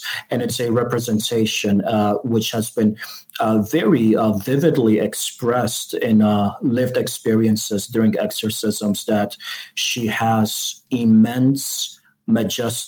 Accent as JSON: {"language": "English", "town": "Chicago", "region": "Illinois", "country": "United States", "said": "I'm from Chicago."}